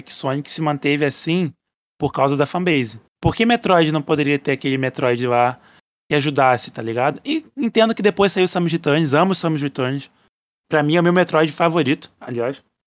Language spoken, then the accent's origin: Portuguese; Brazil; eu sou brasileiro